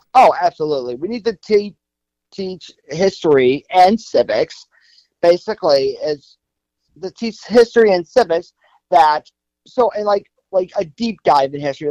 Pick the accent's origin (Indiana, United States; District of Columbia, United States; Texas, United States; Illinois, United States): Illinois, United States; Chicago; also born or lived in Northbrook; born and raised in Chicago.